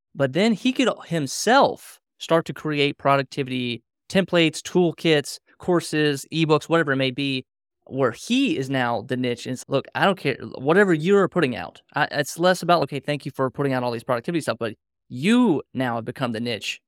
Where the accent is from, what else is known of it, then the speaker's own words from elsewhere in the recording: Reston, Virginia, United States; I'm from Reston, Virginia